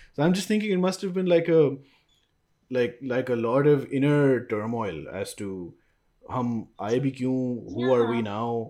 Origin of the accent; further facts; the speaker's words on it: Pakistan; I'm from Pakistan